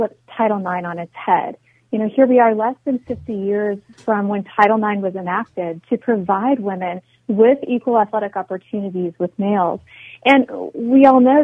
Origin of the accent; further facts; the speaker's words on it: Midwest, United States; now in Washington, D.C., United States; I'm originally from the Midwest